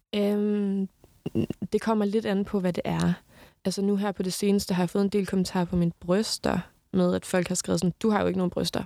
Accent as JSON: {"language": "Danish", "area": "Southern Jutland", "region": "Southern Denmark", "country": "Denmark", "tie": "born or raised there", "moved": "yes", "said": "hver gang jeg er hjemme, kører jeg op forbi hans hus, fordi det var mit barndomshjem"}